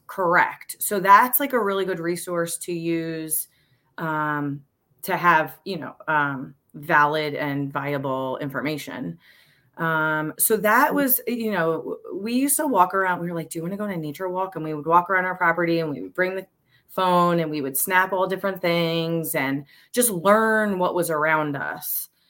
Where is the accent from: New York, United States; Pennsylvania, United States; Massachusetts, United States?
Pennsylvania, United States; Montgomery County; now in Bucks County, United States; I'm currently in Bucks County. We've been in, I grew up in Montgomery County